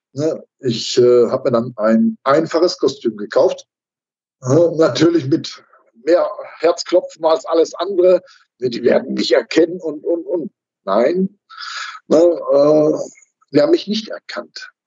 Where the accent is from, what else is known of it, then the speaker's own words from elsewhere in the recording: Dorsten, North Rhine-Westphalia, Germany; in meinem Heimatort in Dorsten